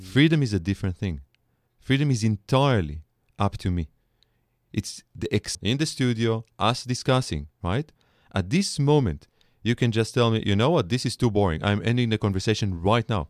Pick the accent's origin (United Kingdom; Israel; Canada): Israel; accent: Israeli; English is a second language; moved away as an adult; now in United States; I'm an Israeli scholar, you can hear it in my accent